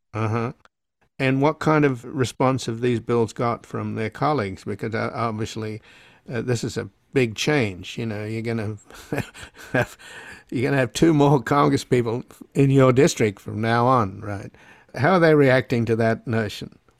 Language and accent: English; Australia; now in United States; I come from Australia